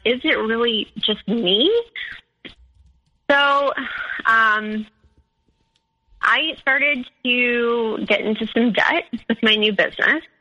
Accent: Midwest, United States; And so like I'm from the Midwest, like we you know, like that that kind of spirituality just isn't like really in our culture.

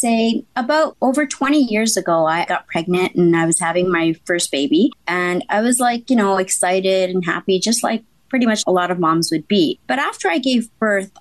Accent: Canada; I'm from Canada.

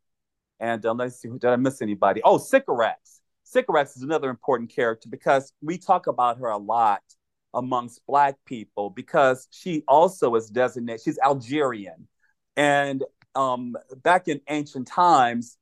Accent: California, United States; also born or lived in Birmingham, Alabama; I was born in Birmingham, Alabama, but I was raised in California since the age of 2

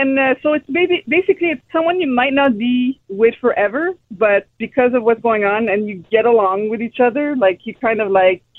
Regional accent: Quebec, Canada; Yeah, I'm also from Quebec.

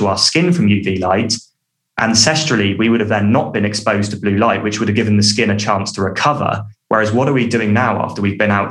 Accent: United Kingdom; I'm British and I say sunbathing

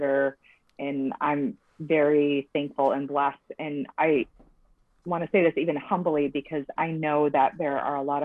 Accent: Michigan, United States; now in Huntington Beach, United States; I am originally from Michigan, just like Kristen, and I now live in Huntington Beach, California

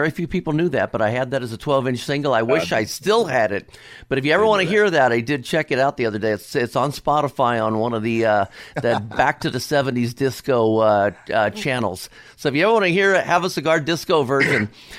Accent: Cincinnati, Ohio, United States; I'm from Cincinnati.

